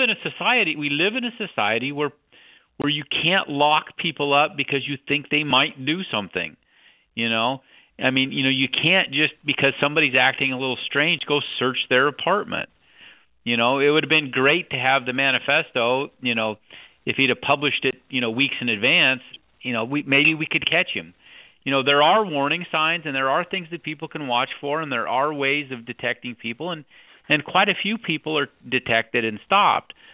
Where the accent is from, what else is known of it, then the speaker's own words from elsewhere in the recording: Wyoming, United States; I grew up in Wyoming